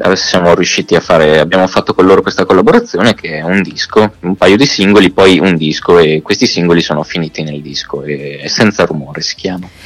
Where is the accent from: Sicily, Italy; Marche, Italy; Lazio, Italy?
Marche, Italy; moved away as an adult; now in Milan, Italy; sono marchigiano, uh-huh. eh, prima di andare a Milano abitavo nelle Marche